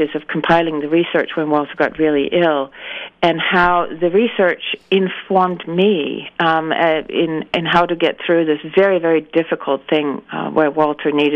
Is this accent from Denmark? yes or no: yes; Denmark; moved away; I grew up in Denmark